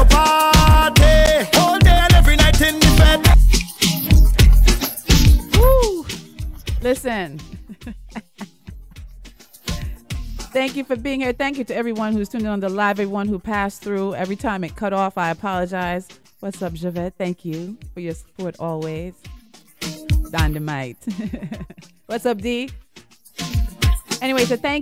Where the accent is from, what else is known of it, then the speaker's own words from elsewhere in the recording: Jamaica; moved away; also born or lived in United States / Trinidad (father's origin); I was born in the United States of America. I grew up in Jamaica